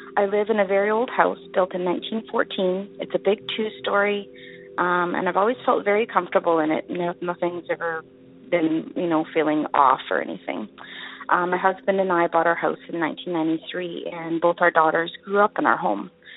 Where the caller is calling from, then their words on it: Winnipeg, Manitoba, Canada; I'm calling from Winnipeg, Manitoba, Canada